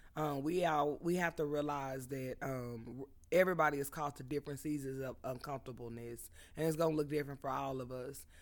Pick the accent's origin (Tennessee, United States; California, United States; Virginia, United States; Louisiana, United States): California, United States; Southern; we grew up in Southern California, where it was common to be interracial